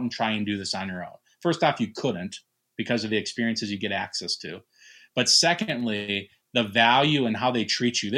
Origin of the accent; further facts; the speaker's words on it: Fargo, North Dakota, United States; now in St. Paul, United States; I'm originally from Fargo, North Dakota, but I've lived in the cities now for over half my life